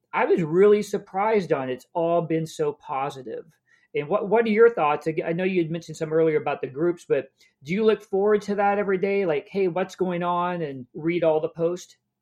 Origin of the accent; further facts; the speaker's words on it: Kansas, United States; I grew up in Kansas